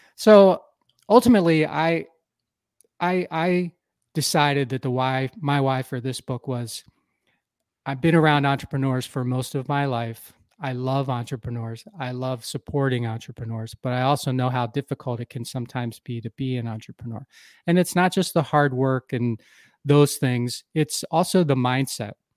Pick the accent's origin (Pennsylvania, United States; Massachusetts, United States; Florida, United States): Pennsylvania, United States; Philadelphia; moved away as an adult; now in Wisconsin, United States; I grew up in the Philadelphia area, uh, of the U S